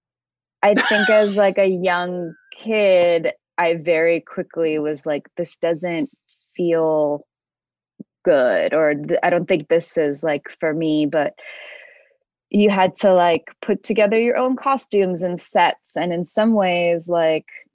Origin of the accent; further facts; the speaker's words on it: New York City, New York, United States; I grew up in Bensonhurst in Brooklyn